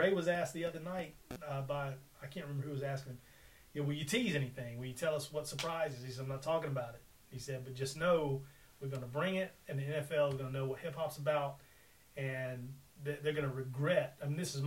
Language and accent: English; Mississippi, United States; growing up in the great state of Mississippi